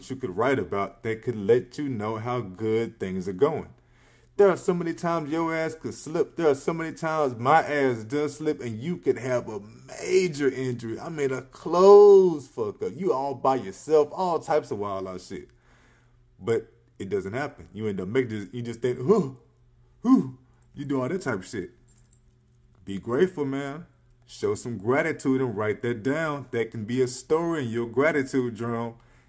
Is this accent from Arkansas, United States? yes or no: yes; Earl, Arkansas, United States; I am grateful that my hometown of Earl, Arkansas has voted in the youngest mayor